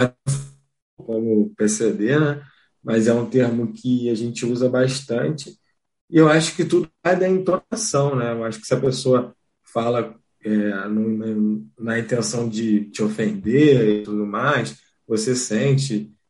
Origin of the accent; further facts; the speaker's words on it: Rio de Janeiro, Brazil; eu sou do Rio de Janeiro, mas eu conheci o Sara em Belo Horizonte